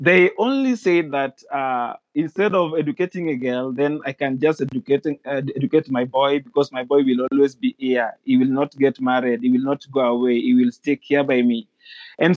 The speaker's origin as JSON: {"language": "English", "country": "Kenya", "tie": "born or raised there", "said": "being that I grew here"}